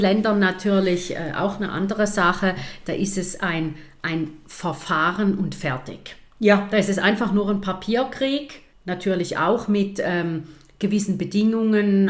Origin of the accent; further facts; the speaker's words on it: Munich, Bavaria, Germany; now in St. Gallen, Switzerland; Ich bin in München geboren